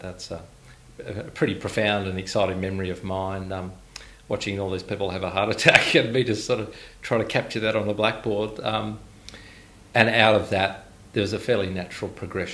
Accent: Inverell, New South Wales, Australia; moved away; I was born in Inverell, where that sort of stopped after that moving process. So that's all I ever knew as a kid

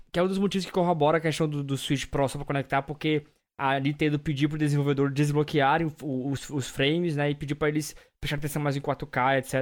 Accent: Brazil; enquanto brasileiros

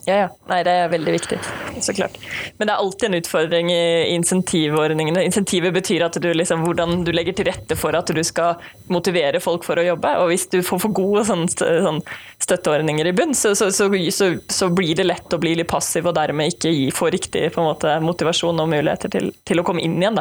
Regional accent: Sandefjord, Vestfold, Norway; moved away as an adult; now in Bergen, Norway; jeg kommer fra Sandefjord, men flyttet til Bergen eh, og begynte å studere samfunnsøkonomi på Universitetet i Bergen

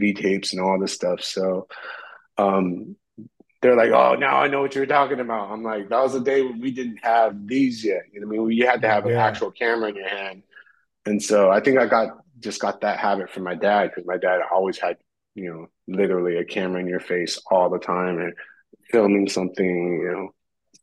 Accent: behind the Roadium swap meet, California, United States; grow up behind a rhodium swap meet, you know, where … and …

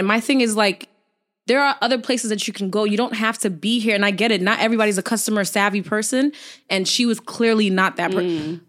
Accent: New York City, New York, United States; also born or lived in Flatbush, Brooklyn; But I was born in Flatbush, but raised in Canarsie.

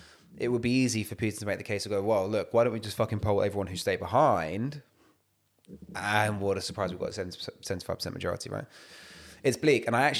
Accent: London, United Kingdom; because when man was growing up on Evering Road and it was India v Pakistan street cricket, man was playing off spinner for Pakistan.

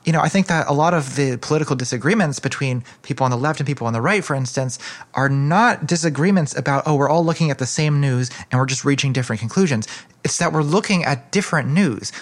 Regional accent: United States; as a American feminist

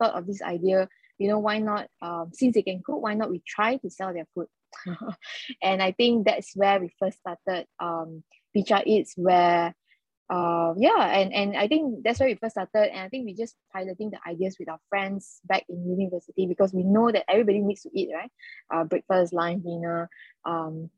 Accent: Malacca, Malaysia; I'm from Malacca, the state of Malacca

